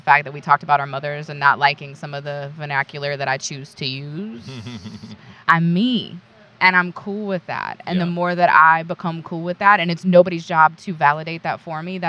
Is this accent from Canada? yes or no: no; North Carolina, United States; I'm from the South. I'm from North Carolina. North Kakalaki. I was born and bred to take care of other people